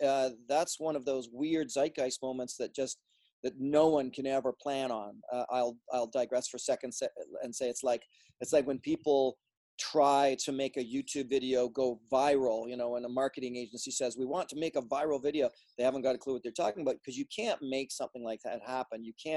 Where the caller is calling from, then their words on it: Oregon, United States; Well, right now I'm in Southern Oregon, just sort of north of the California border